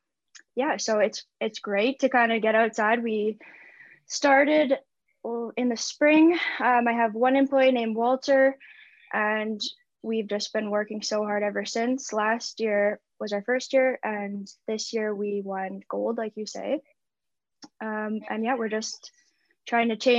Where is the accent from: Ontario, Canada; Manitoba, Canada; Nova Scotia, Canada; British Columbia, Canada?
Manitoba, Canada; Winnipeg; now in Okanagan Valley, Canada; I am originally from Winnipeg, so the prairie.